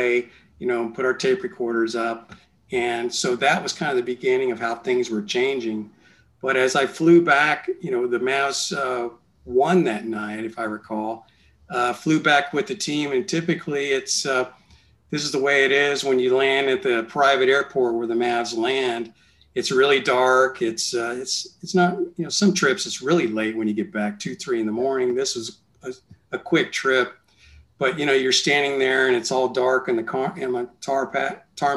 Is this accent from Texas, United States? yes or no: yes; San Antonio, Texas, United States; I was from San Antonio